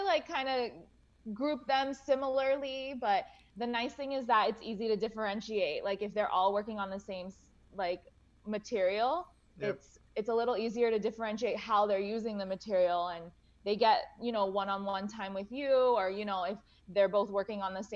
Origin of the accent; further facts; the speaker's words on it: Boca Raton, Florida, United States; also born or lived in Gainesville; I grew up in Boca Raton, so I'm Jewish.